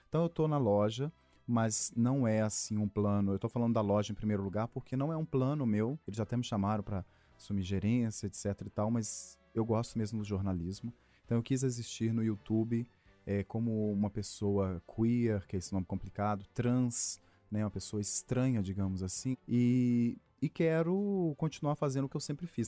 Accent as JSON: {"language": "Portuguese", "town": "Sabará", "region": "Minas Gerais", "country": "Brazil", "said": "Sou de Sabará, ali no meio da procissão"}